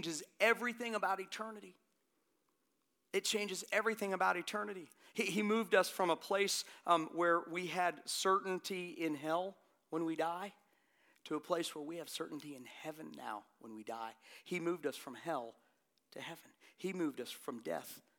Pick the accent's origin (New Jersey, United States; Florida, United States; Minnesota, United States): Florida, United States; now in Hilton Head Island, United States; I'm from Florida